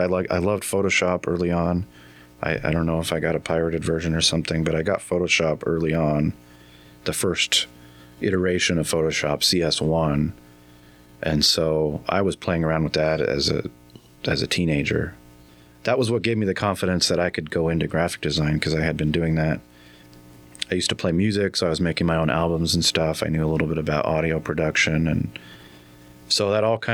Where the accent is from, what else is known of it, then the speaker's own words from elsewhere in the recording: Yakima, Washington, United States; moved away as an adult; now in Mesquite, United States; I grew up in Yakima